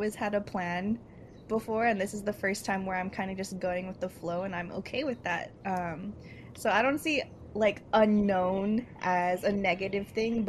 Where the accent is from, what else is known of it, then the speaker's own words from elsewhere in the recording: Union City, California, United States; moved away as an adult; now in Hawaii, United States; Like Tachi said, I'm not from Hawaii. I'm actually from Union City, California, which after Daly City is pretty much like Filipino Central in California. So I actually came out to Hawaii for school